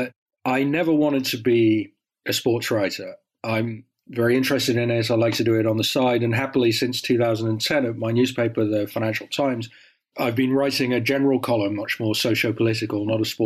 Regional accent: Netherlands; I grew up in Holland as Blake did.

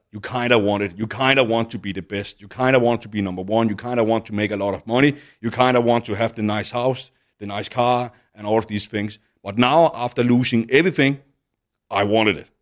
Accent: Denmark; moved away as an adult; now in Dubai, United Arab Emirates; back in Denmark, then I moved out of my home town

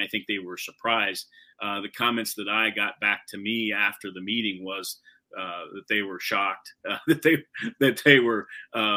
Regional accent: Wilmington, Ohio, United States; I grew up in Wilmington.

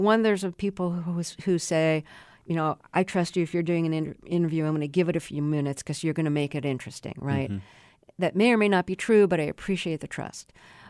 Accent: New York City, New York, United States; moved away as an adult; also born or lived in Buffalo; Yeah, and I grew up in Brooklyn, went to school in Buffalo.

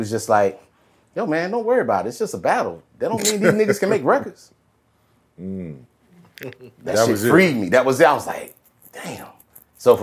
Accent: the South, United States; we're from the South

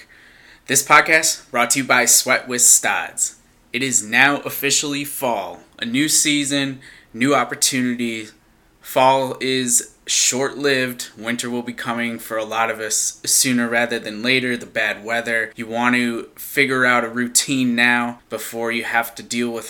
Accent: Syracuse, New York, United States; moved away; back in Syracuse, New York, my hometown

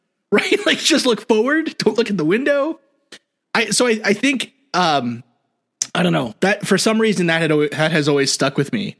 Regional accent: New York City, New York, United States; but I grew up in New York City. So like anything with trees is rural for me, you know?

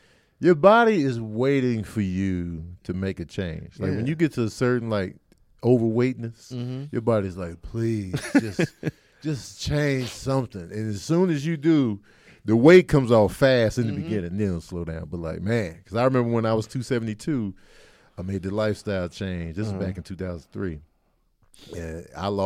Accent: Chicago, Illinois, United States; Growing up in Chicago, man, Payless. I had the Snow Wings instead of the Pro Wings.

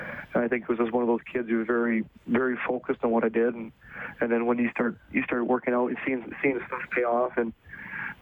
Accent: Edmonton, Alberta, Canada; I grew up in Millwood in Edmonton

